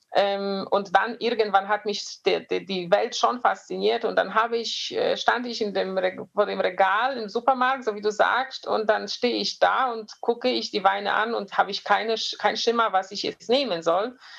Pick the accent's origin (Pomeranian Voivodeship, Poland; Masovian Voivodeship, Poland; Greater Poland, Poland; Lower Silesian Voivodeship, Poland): Greater Poland, Poland; near Poznań; German is a second language; moved away as an adult; now in Germany; Ich bin ähm, in, nicht weit von Posen. Wenn man so ein bisschen polnische ähm, Geografie kennt, äh, geboren, aufgewachsen.